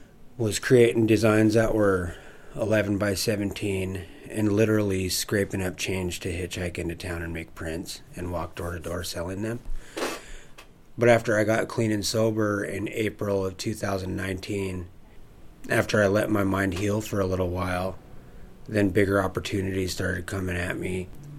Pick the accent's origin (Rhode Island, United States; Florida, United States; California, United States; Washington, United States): Washington, United States; Lummi Nation and Nooksack tribes; I'm from the Lummi Nation and Nooksack tribes.